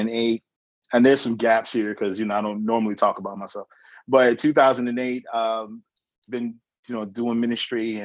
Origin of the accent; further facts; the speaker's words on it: Danville, Virginia, United States; I was born in Virginia in 1975